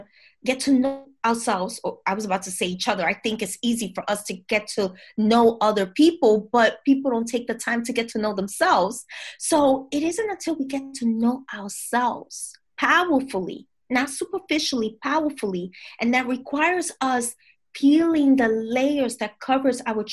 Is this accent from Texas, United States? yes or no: no; New York City, New York, United States; I'm from the Bronx, from Dominican parents